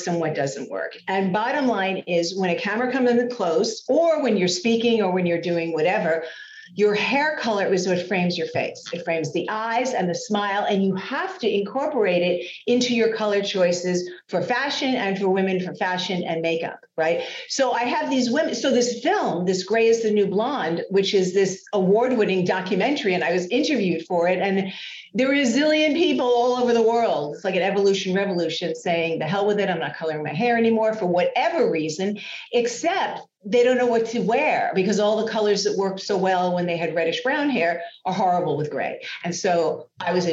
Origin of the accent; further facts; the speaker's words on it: New York City, New York, United States; moved away as an adult; also born or lived in Los Angeles, United States; now in Tampa Bay, United States; I grew up in New York City in the garment center